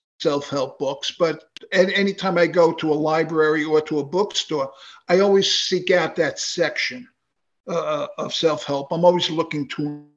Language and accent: English; New York City, New York, United States; moved away as an adult; now in Delray Beach, Florida, United States; growing up in New York, I grew up in Queens